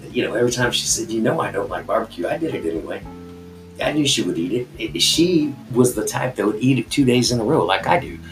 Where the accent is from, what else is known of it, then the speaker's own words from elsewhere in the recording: United States; I'm an American